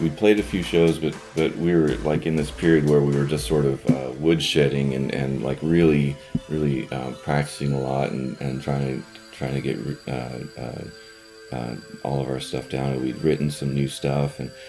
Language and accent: English; Scio, Oregon, United States; living in a trailer out in the middle of nowhere in Sayo.